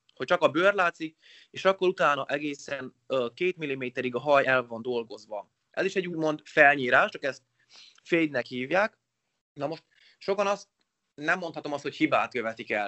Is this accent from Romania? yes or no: yes; Sălaj County, Romania; also born or lived in Oradea, Romania; én 87-ben születtem Nagyváradon, gyermekkorom nagy részét Szilány megyébe töltöttem nagyszüleimnél